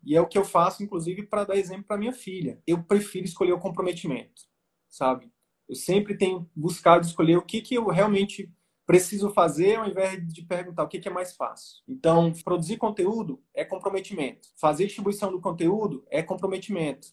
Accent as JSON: {"language": "Portuguese", "region": "Northeast Region", "country": "Brazil", "said": "eu sou nordestino"}